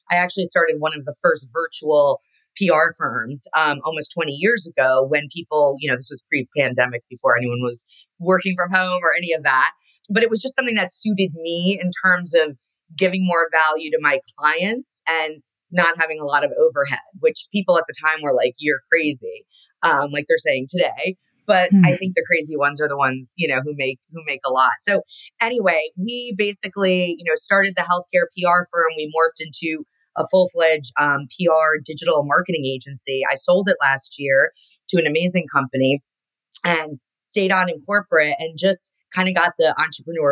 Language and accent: English; Connecticut, United States; I grew up in Connecticut.